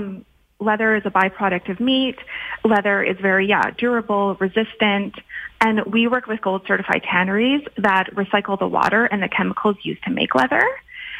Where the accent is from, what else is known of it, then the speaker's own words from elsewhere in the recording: Canada; also born or lived in Alberta; we're Canadian